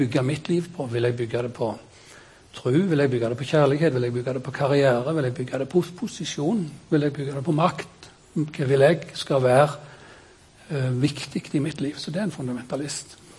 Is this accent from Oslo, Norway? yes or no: no; Kvednaland, Rogaland, Norway; Jeg er født på Kvednaland